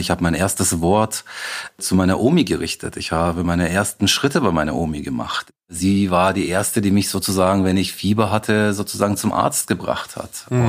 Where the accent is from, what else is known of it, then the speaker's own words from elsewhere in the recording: Reichertshausen, Bavaria, Germany; now in Munich, Germany; ich bin Münchner, ich bin bayerischer Türke